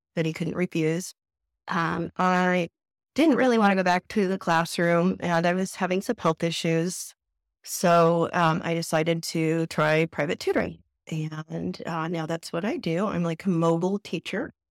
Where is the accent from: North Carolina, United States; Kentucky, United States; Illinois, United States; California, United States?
California, United States; Southern; moved away as an adult; now in San Antonio, United States; I am originally from Southern California